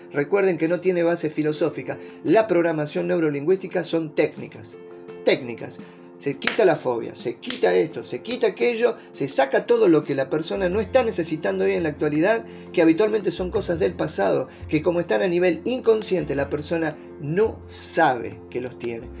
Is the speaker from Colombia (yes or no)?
no; Argentina; soy argentino. Gracias a Dios de haber nacido en este país